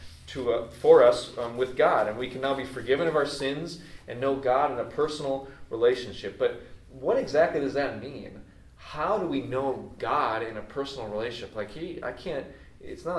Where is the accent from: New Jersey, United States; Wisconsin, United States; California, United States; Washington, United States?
Wisconsin, United States; North Woods of; I grew up in the North Woods of Wisconsin